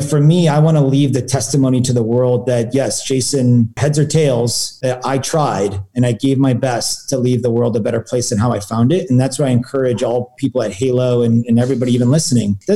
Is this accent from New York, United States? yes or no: no; Silicon Valley, California, United States; growing up in Silicon Valley